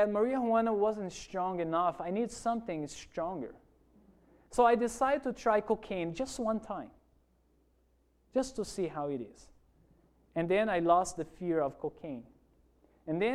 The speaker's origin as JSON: {"language": "English", "town": "Porto Velho", "region": "Rondônia", "country": "Brazil", "tie": "born or raised there", "also_born_or_lived": "Toronto, Canada / Virginia, United States", "second_language": "English", "moved": "as an adult", "lives_now": "Hawaii, United States", "said": "I grew up in one of those cities called Porto Velho"}